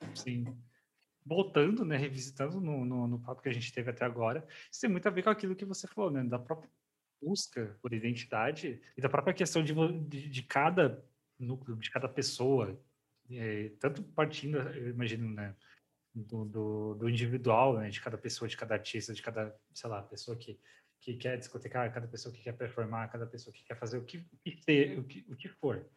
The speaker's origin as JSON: {"language": "Portuguese", "region": "South Region", "country": "Brazil", "tie": "born or raised there", "said": "eu nasci e cresci no Sul."}